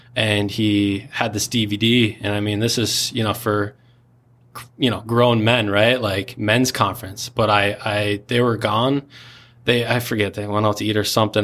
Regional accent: Spring Lake Park, Minnesota, United States; I grew up in a very small town called Spring Lake Park. Not many people, uh, even in Minnesota know where that's

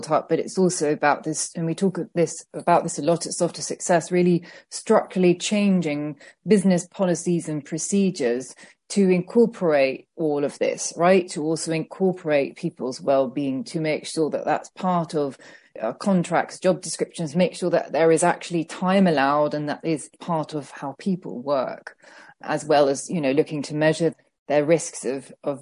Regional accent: Netherlands; moved away; I'm from the Netherlands originally

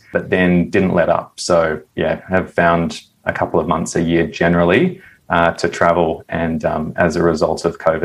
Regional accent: Perth, Western Australia, Australia; I grew up in Western Australia in a place called Perth

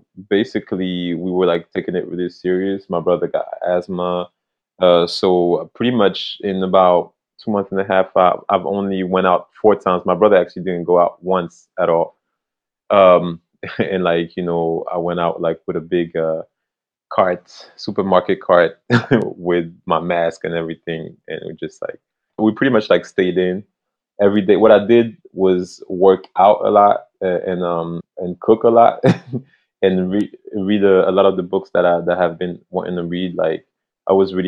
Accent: France; moved away; I came from France. That's where I grew up.

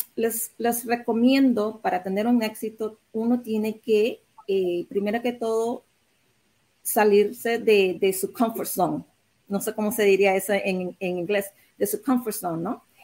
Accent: Nicaragua; now in United States; mis padres son chinos, pero yo nací allá en Nicaragua

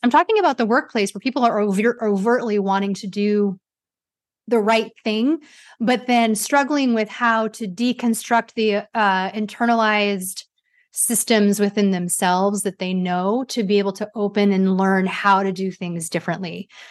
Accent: United States; I'm Asian American

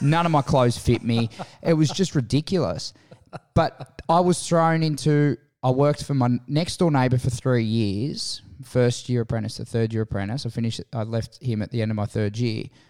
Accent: Menai, New South Wales, Australia; also born or lived in Kirrawee / Caringbah / Cronulla / Randwick; Born and raised in Menai. Moved to Kirrawee when I was six, uh, fourteen.

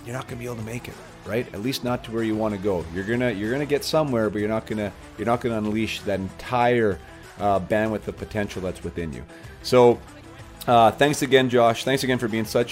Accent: Canada; As a Canadian and as a faithful Canadian, a loyal Canadian

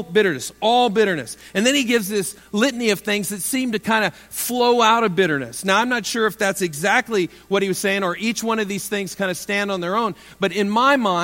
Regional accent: Iowa, United States; moved away as an adult; I was from Iowa.

